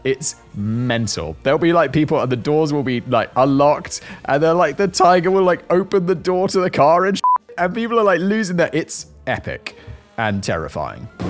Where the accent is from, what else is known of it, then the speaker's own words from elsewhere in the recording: United Kingdom; now in Czech Republic; I am British. I am from the United Kingdom